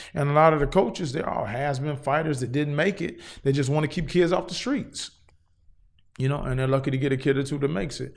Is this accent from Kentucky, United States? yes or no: no; Cincinnati, Ohio, United States; now in Los Angeles, United States; I'm originally from Cincinnati, Ohio